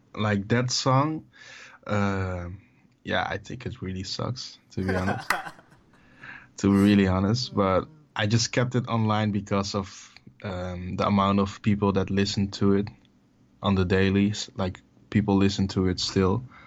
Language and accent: English; Amsterdam, North Holland, Netherlands; I was born and raised in Amsterdam, the Netherlands